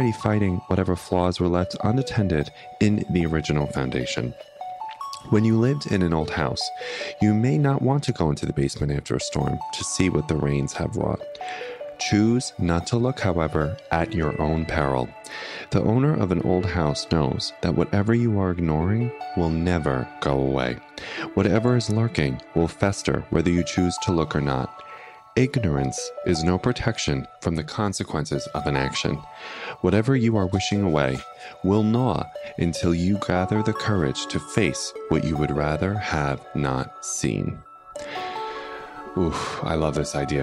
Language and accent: English; United States; as an American citizen